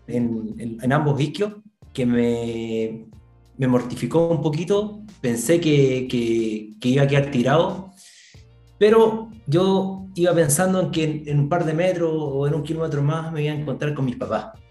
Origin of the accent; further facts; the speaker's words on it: Tocopilla, Antofagasta, Chile; somos de Tocopilla